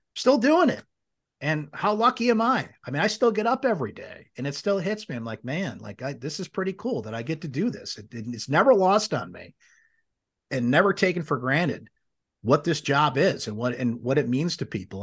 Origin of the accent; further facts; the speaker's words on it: Syracuse, New York, United States; grew up in Syracuse. My dad took me to all the games